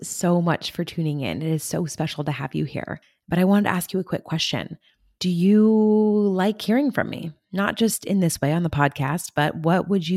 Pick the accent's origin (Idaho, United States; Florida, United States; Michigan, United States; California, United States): California, United States; I come from California